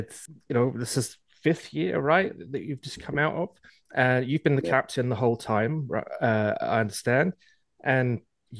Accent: England, United Kingdom; moved away as an adult; now in Canada; I grew up in England

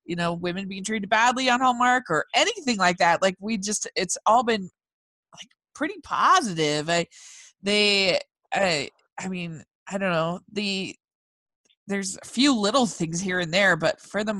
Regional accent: Utah, United States; I'm from Utah.

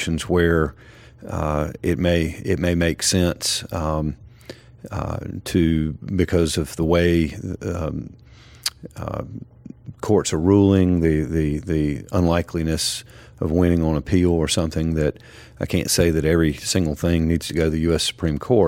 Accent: Wilson, North Carolina, United States; I'm originally from born and raised in Wilson, North Carolina

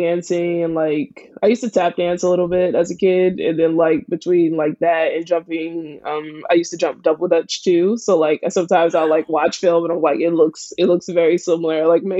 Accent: Philadelphia, Pennsylvania, United States; I'm from Philly. From Philly. Born and raised.

